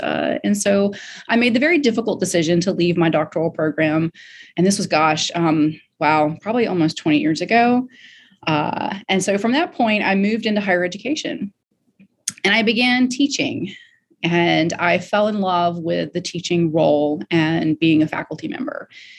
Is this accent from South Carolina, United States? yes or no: yes; Greenville, South Carolina, United States; born there; also born or lived in Florida; I was born in Greenville, South Carolina, moved around back and forth from here to Florida and back and forth, and have settled once again in Greenville, South Carolina.